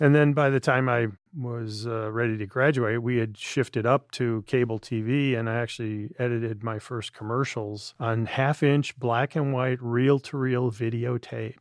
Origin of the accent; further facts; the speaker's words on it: Midwest, United States; Jerry being Midwesterner, me being same